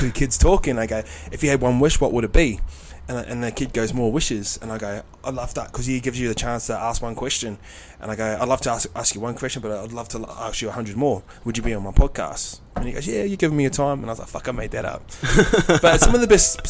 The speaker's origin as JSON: {"language": "English", "town": "Tokoroa", "region": "Waikato", "country": "New Zealand", "tie": "born or raised there", "moved": "yes", "said": "I grew up in Tukurua"}